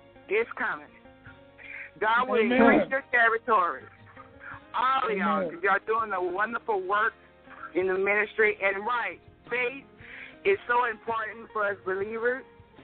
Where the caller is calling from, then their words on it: Louisiana, United States; I'm calling from Louisiana.